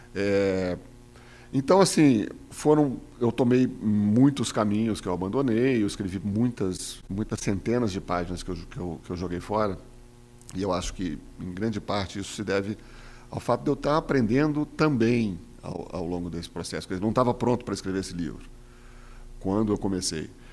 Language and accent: Portuguese; Minas Gerais, Brazil; eu sou mineiro